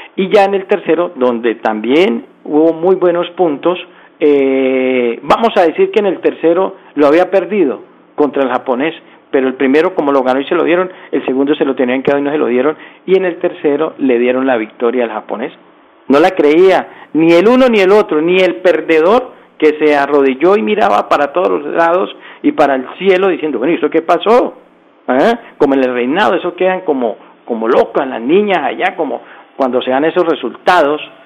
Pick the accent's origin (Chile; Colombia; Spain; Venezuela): Colombia